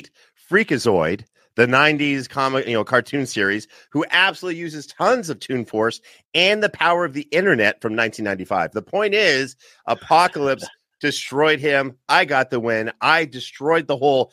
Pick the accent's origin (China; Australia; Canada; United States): Canada; I'm from Canada